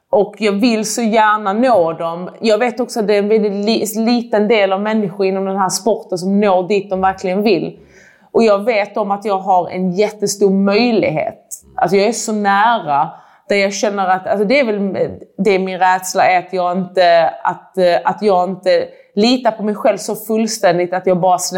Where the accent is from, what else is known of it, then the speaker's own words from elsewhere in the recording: Iran; Alltså jag är också iranier, liksom, att det är jätteviktigt att visa att man kan.